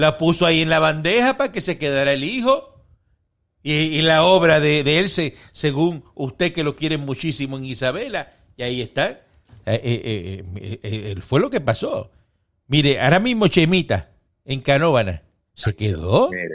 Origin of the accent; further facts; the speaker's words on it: Cuba; now in Miami, United States; todos los cubanos somos trompistas, todos los cubanos. Los cubanos estamos con Trump